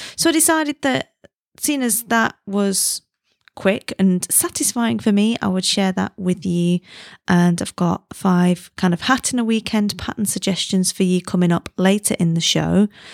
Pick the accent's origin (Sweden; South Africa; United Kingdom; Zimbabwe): United Kingdom; now in China; I'm British